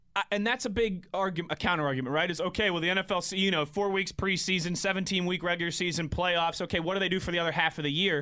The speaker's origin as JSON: {"language": "English", "town": "Pittsburgh", "region": "Pennsylvania", "country": "United States", "also_born_or_lived": "Philadelphia / Cleveland area, Ohio", "moved": "as an adult", "said": "July twenty-sixth, I moved home from Philadelphia"}